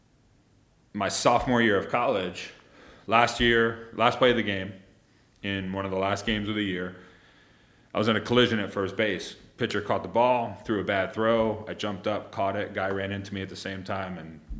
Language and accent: English; New York, United States; I grew up in New York, right outside New York City